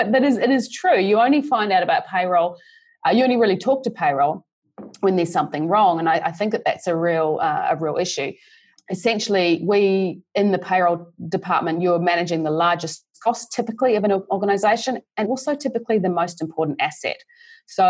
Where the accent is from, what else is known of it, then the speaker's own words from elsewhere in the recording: New Zealand; moved away as an adult; now in Australia; I grew up in New Zealand, actually, and did a business degree in Christchurch